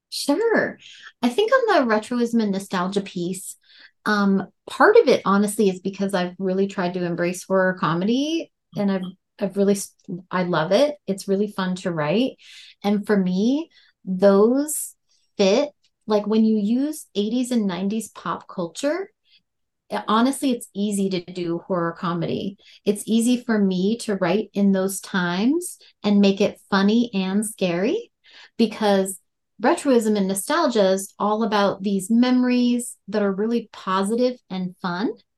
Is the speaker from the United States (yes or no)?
yes; North Dakota, United States; accent: Fargo; moved away as an adult; now in Colorado, United States; I pulled a lot of inspiration from my hometown and the areas around there. Um, I actually grew up in a trailer park